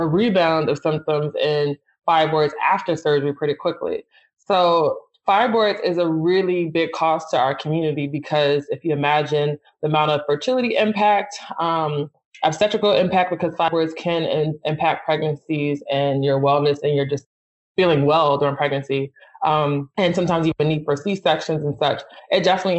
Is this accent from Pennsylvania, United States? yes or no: yes; Philadelphia, Pennsylvania, United States; I'm from Philly, and I think that colored my whole experience